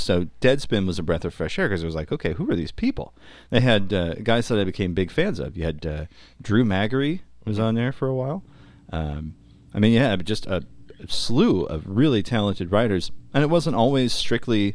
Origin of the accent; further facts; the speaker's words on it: St. Louis, Missouri, United States; we come from St. Louis. We're a baseball town